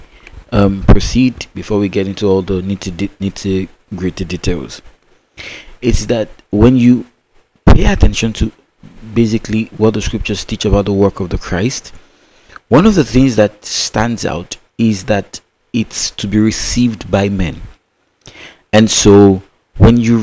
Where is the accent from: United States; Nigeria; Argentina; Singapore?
Nigeria; Growing up in the Nigerian education system